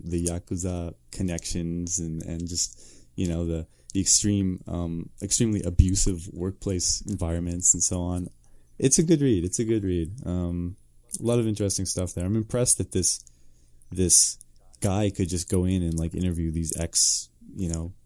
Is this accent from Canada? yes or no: yes; Truro, Nova Scotia, Canada; I moved to Truro, Nova Scotia when I was five